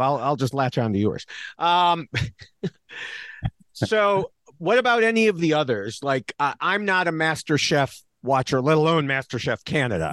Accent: United States; me as an American here

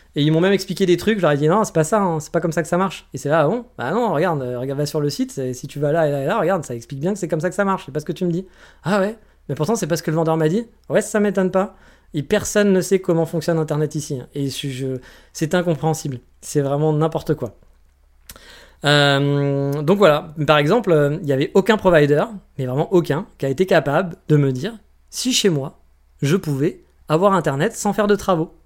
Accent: France; moved away; chez nous en France

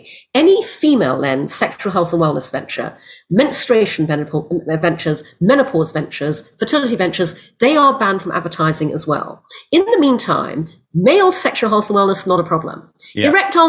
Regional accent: Brunei; also born or lived in United Kingdom; I was born in the UK. I'm half English, half Chinese. My father was English. My mother's Malaysian Chinese. We moved to Brunei when I was six because my father got a job there. I grew up in Brunei

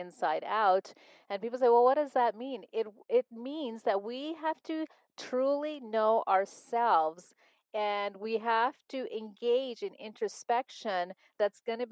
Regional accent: Montreal, Quebec, Canada; growing up in Montreal, Canada

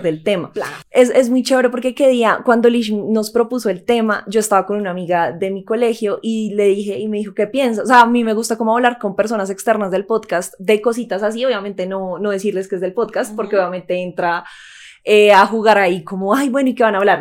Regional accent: Colombia; como colombianos sabemos

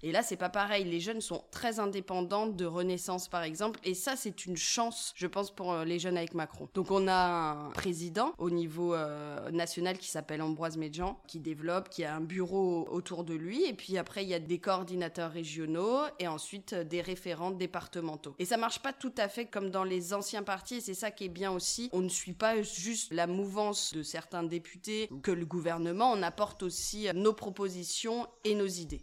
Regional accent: Saint-Étienne, Auvergne-Rhône-Alpes, France; je viens de la Loire, de Saint-Étienne plus précisément

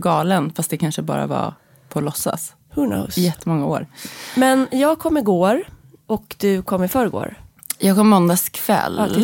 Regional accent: Sweden; som svensk journalist

